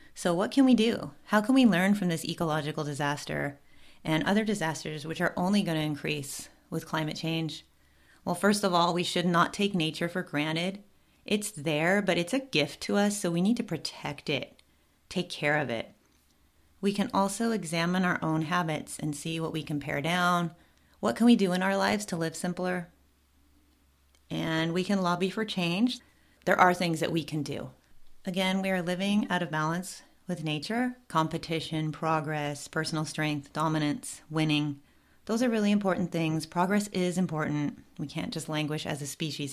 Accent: Southern California, United States; I was born and raised in Southern California

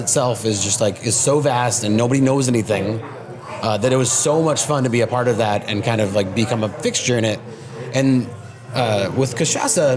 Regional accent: Seattle, Washington, United States; I grew up in Seattle, so I grew up backpacking and hiking

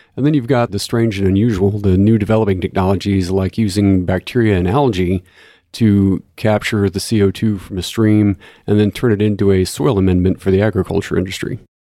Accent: Corpus Christi, Texas, United States; I grew up in Corpus Christi

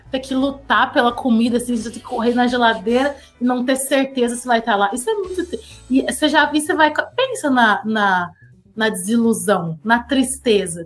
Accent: São Paulo, Brazil; moved away as an adult; a gente tá passando como paulistas

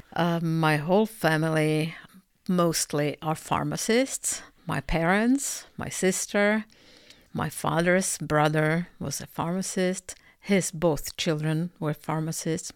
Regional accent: Czechia; moved away as an adult; also born or lived in Canada; I'm, uh, originally Czech, uh, however, I lived in Canada for eleven years

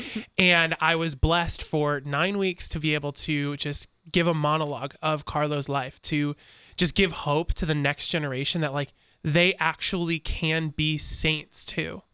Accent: Chicago, Illinois, United States; now in Centerburg, United States; I am originally from Chicago.

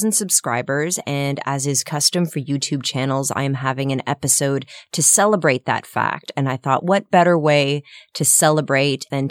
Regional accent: Ottawa, Ontario, Canada; moved away; I went home to my hometown of Ottawa

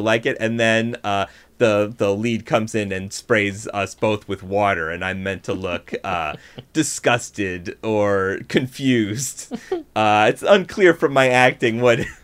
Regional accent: Buffalo, New York, United States; moved away; I grew up in Buffalo, New York, which mm-hmm. is nowhere near New York City.

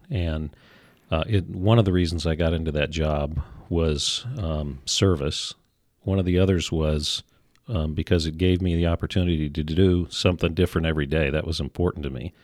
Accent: Kalispell, Montana, United States; I was raised here, not born. We actually moved

